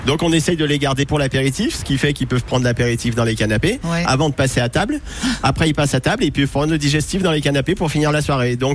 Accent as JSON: {"language": "French", "town": "Saint-Étienne", "region": "Auvergne-Rhône-Alpes", "country": "France", "tie": "born or raised there", "said": "Moi je suis stéphanois d'origine"}